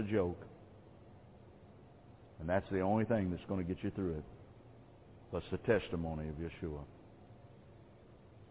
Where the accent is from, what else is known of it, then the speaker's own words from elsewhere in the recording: United States; I am an American. I live here in this land